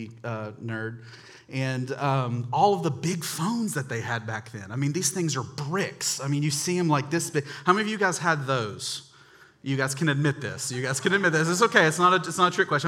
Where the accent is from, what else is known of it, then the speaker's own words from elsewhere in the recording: Charlotte, North Carolina, United States; I grew up in North Charlotte